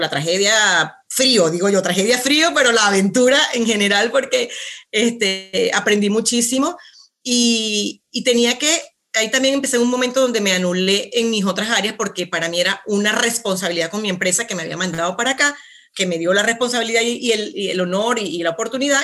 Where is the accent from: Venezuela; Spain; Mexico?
Venezuela; moved away as an adult; now in Santiago, Chile; soy venezolana, ¿ok? nacida, criada allá, toda mi, toda mi vida hasta los 35, pues vivía allá